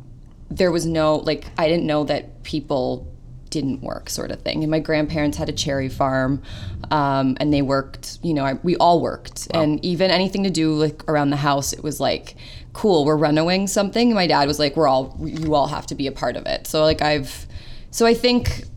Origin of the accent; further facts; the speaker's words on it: St. Catharines, Ontario, Canada; moved away as an adult; now in Toronto, Canada; I was born in St. Catharines